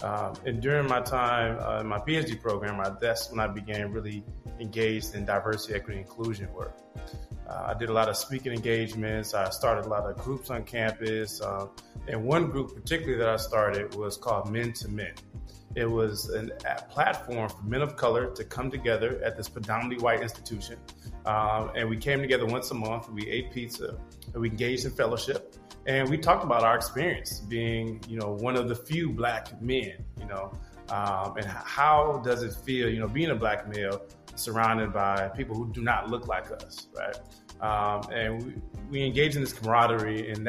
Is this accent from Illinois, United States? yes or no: yes; Chicago, Illinois, United States; I'm originally from Chicago, Illinois.